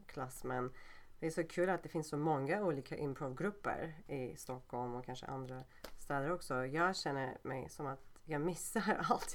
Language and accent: Swedish; Turkey; Swedish is a second language; moved away as an adult; now in Sweden; Jag är från Turkiet